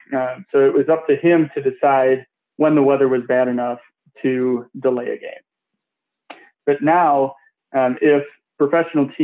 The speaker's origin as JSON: {"language": "English", "town": "Detroit", "region": "Michigan", "country": "United States", "tie": "born or raised there", "said": "my hometown Tigers"}